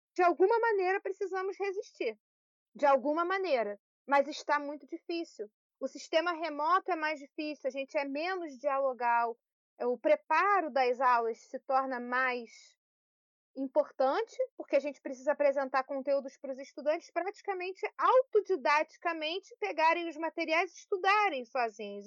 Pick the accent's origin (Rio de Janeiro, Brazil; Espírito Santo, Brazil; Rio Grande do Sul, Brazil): Rio de Janeiro, Brazil; Petrópolis; aqui em Petrópolis, onde eu nasci, onde eu estou no momento